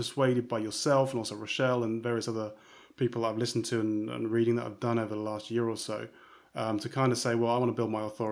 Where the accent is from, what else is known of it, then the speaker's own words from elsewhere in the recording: United Kingdom; now in Amsterdam, Netherlands; I'm British originally, and I do software development stuff.